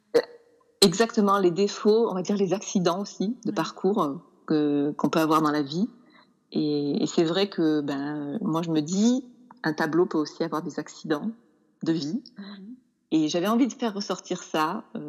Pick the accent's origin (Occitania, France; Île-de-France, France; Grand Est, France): Occitania, France; Nîmes; moved away as an adult; also born or lived in Montpellier / Toulouse / Paris / London; now in Auvergne, France; je suis de Nîmes